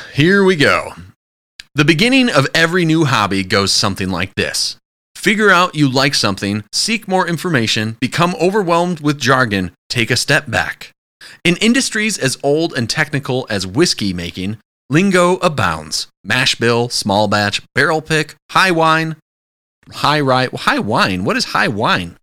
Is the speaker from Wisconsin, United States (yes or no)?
yes; Wisconsin, United States; I'm from Wisconsin